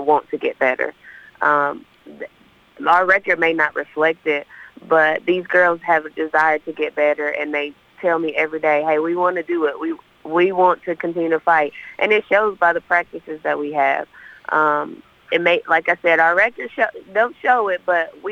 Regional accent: Dalton, Georgia, United States; also born or lived in Chattanooga area, Tennessee; now in Murfreesboro, United States; Originally from Dalton, Georgia, by way of, 30 minutes outside of Chattanooga, Tennessee

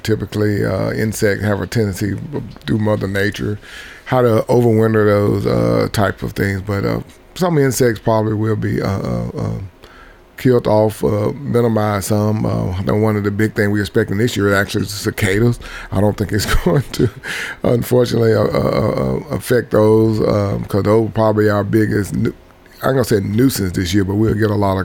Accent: Mississippi, United States; moved away as an adult; now in Tennessee, United States; I am originally from Mississippi.

